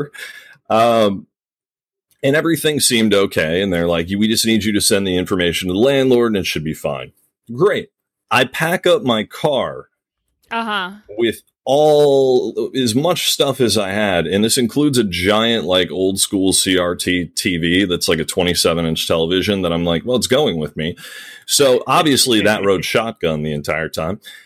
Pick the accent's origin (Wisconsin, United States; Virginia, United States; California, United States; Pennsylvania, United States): Virginia, United States; Virginia Beach; moved away as an adult; also born or lived in Chicago; I'm from Virginia Beach